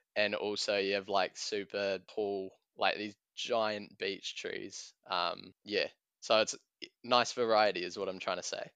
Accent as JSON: {"language": "English", "town": "Tauranga", "region": "Bay of Plenty", "country": "New Zealand", "said": "I'm a student from Tauranga"}